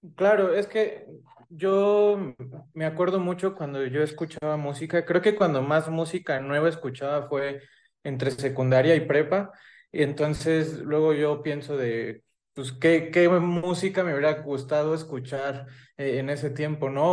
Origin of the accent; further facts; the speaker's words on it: Michoacán, Mexico; yo soy de Michoacán